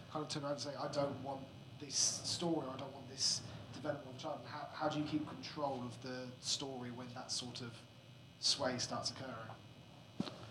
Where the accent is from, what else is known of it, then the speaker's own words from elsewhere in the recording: Grimsby, Yorkshire and the Humber, United Kingdom; I'm from Grimsby